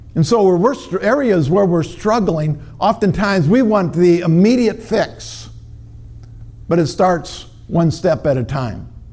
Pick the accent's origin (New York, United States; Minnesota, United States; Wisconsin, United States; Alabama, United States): Minnesota, United States; I'm from Minnesota.